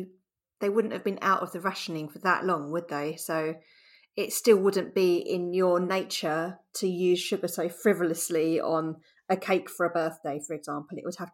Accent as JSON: {"language": "English", "country": "Ireland", "said": "I'm nearly 30 and I'm from Ireland."}